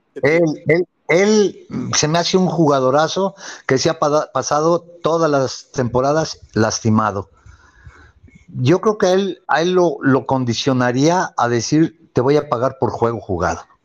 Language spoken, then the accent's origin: Spanish; Mexico; somos mexicanos